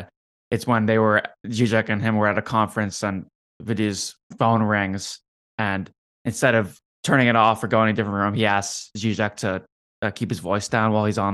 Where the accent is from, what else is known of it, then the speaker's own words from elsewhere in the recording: Canada; as a Canadian